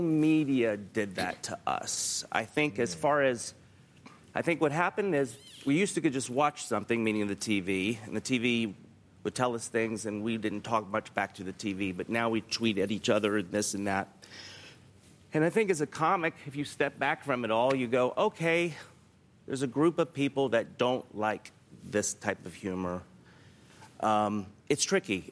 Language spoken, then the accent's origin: English; the South, United States; I'm from the South